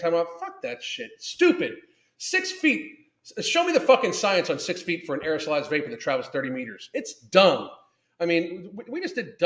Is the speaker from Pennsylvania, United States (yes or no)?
yes; Southwestern Pennsylvania, United States; I grew up in Southwestern PA